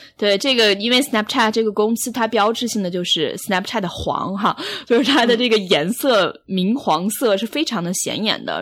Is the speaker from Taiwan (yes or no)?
no; China; now in New York, United States; 作为一个中国人的心理